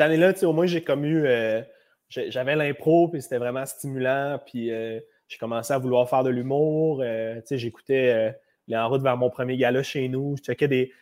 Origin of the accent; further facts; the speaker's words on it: Laval, Quebec, Canada; je suis né en 95 euh, à Laval. C'est là que je suis né